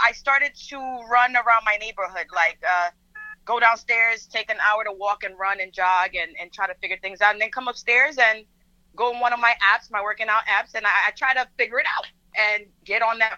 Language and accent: English; Dominican Republic; first language Spanish; English is a second language; I am Dominican. My first language was Spanish